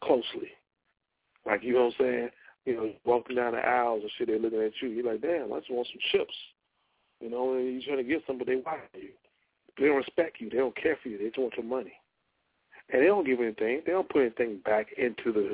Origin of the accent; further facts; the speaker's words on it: Louisiana, United States; moved away; I go down to my hometown